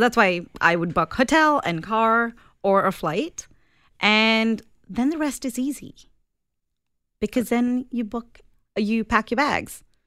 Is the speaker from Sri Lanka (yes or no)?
yes; Sri Lanka; now in Canada; I'm originally from Sri Lanka.